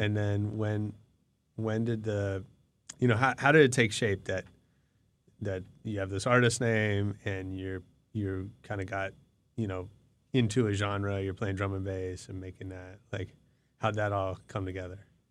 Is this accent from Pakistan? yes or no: no; San Francisco, California, United States; I grew up in San Francisco